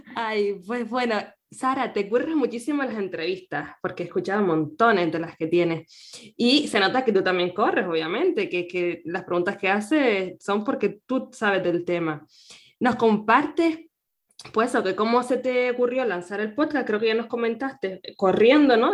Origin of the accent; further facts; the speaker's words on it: Canary Islands, Spain; nacida en Canarias